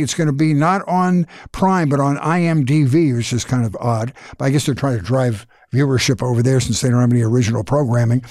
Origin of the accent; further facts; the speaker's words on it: Philadelphia, Pennsylvania, United States; I'm from Philadelphia